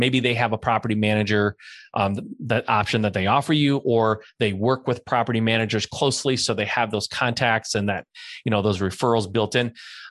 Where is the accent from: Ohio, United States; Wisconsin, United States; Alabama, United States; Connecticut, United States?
Ohio, United States; Cleveland; moved away as an adult; now in San Diego, United States; but I'm from Cleveland, Ohio. I know Cleveland like the back of my hand. I lived there for 20 years.